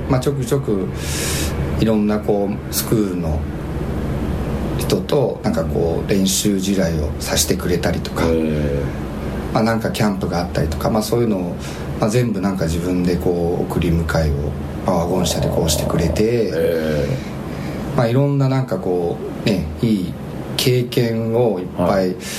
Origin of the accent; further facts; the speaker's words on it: Shizuoka, Japan; 出身は静岡県